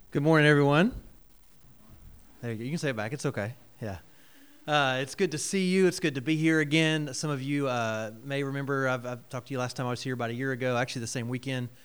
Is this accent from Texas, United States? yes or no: no; Georgia, United States; moved away; I grew up in Georgia, uh, and then have moved around a couple different places in ministry